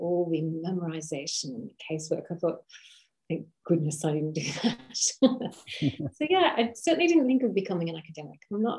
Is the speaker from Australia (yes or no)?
yes; Australia; Primarily in Australia. So it was up and down Australia. We moved a lot as children.